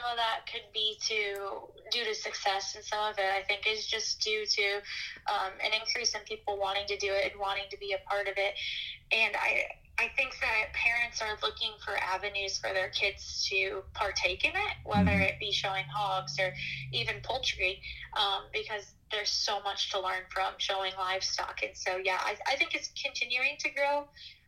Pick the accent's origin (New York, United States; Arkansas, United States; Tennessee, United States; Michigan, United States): Michigan, United States; East Lansing; moved away as an adult; now in eastern Iowa, United States; I'm originally from East Lansing, Michigan. Grew up on a cattle operation outside of town there